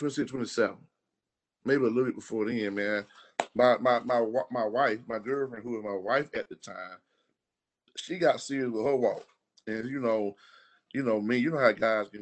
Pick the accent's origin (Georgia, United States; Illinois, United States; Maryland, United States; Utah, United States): Georgia, United States; Macon; I grew up in Macon, East Macon, went to all schools on the east side